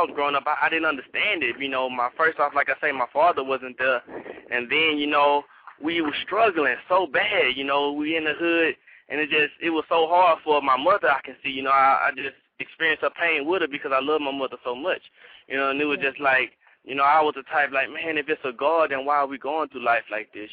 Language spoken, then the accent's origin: English; Houston, Texas, United States; I'm from Third Ward, Houston, Texas